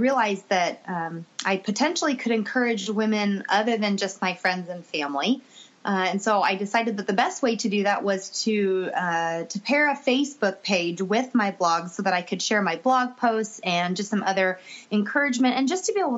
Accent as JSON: {"language": "English", "town": "Kansas City", "country": "United States", "tie": "born or raised there", "said": "my hometown back in Kansas City"}